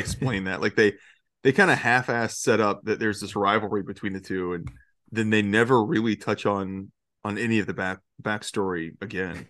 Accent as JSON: {"language": "English", "region": "Georgia", "country": "United States", "tie": "born or raised there", "moved": "yes", "lives_now": "Florida, United States", "said": "I grew up in Georgia my entire life"}